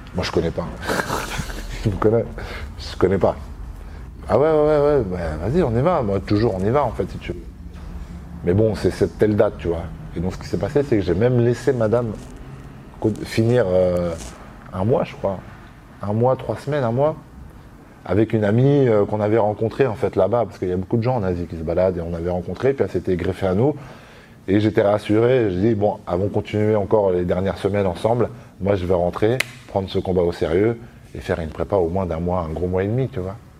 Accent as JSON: {"language": "French", "town": "La Roche-sur-Yon", "region": "Pays de la Loire", "country": "France", "tie": "born or raised there", "moved": "as an adult", "lives_now": "Paris, France", "said": "J'ai grandi, je suis né à La Roche-sur-Yon. J'ai grandi à La Roche-sur-Yon."}